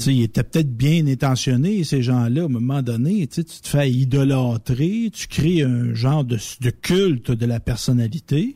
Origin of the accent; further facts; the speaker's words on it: Quebec, Canada; nous autres, les Québécois francophones